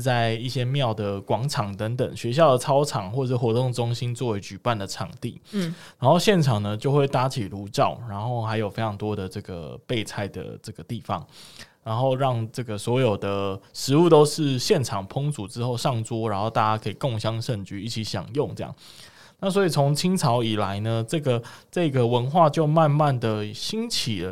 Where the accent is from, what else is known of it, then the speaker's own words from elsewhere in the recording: Kaohsiung, Taiwan; 身为高雄人的我们